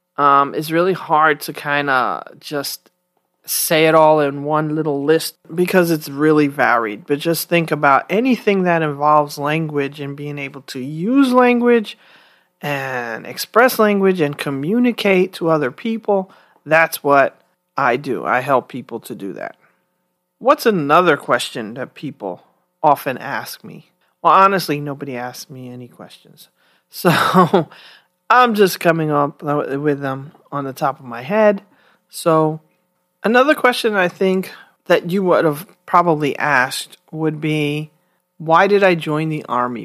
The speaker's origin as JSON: {"language": "English", "town": "New York City", "region": "New York", "country": "United States", "tie": "born or raised there", "moved": "as an adult", "said": "I'm from the Bronx, New York. I was born and raised there and lived there most of my life until until I graduated from college in my 30s"}